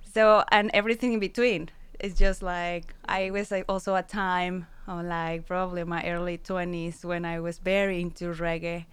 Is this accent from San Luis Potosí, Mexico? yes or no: yes; San Luis Potosí, Mexico; English is a second language; moved away; I'm from Mexico, San Luis Potosi.